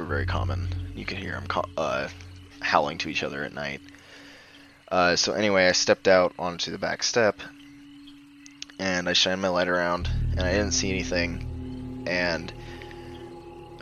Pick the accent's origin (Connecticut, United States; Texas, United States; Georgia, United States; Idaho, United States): Idaho, United States; also born or lived in Northern California; I was born in a small town in Northern California, almost on the Oregon border, but I grew up in Idaho